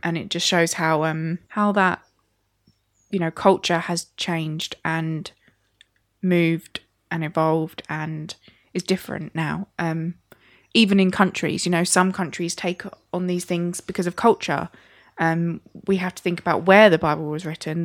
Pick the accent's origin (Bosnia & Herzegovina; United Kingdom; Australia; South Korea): United Kingdom; as a British culture